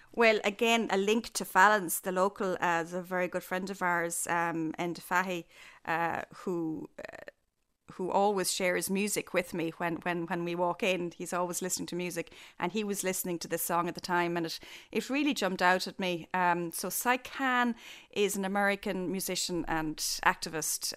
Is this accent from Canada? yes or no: no; Killarney, Munster, Ireland; I was growing up in Killarney